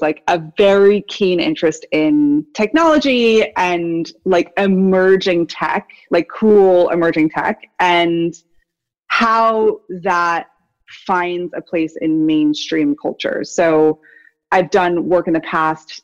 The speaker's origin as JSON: {"language": "English", "town": "Woodstock", "region": "New York", "country": "United States", "tie": "born or raised there", "moved": "yes", "said": "I grew up in Woodstock, so I'm like a local sort of that has come back to this area"}